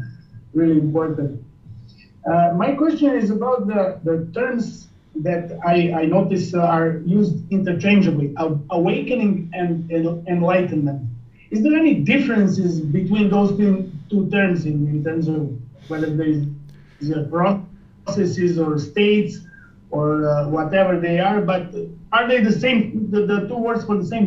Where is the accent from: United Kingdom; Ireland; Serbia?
Serbia; Belgrade; I'm from Belgrade, in Serbia.